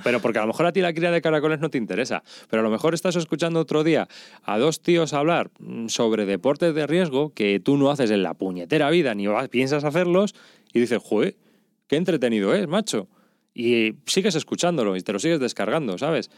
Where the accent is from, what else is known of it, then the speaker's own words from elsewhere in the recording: Madrid, Community of Madrid, Spain; yo soy de Madrid, los laísmos, tenemos muchos